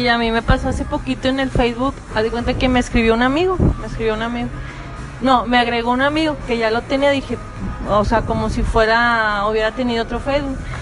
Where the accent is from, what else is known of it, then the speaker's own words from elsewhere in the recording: Monterrey, Nuevo León, Mexico; accent: Regia; me dicen que yo tengo el acento más marcado de Regia